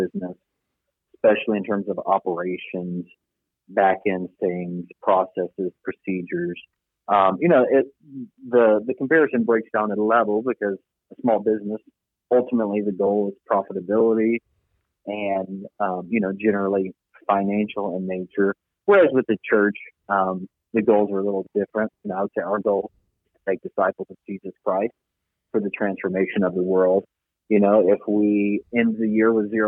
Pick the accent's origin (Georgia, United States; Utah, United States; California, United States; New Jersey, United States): Georgia, United States; Conyers; I was born in Conyers, where my mom worked for my grandfather at an insurance company he started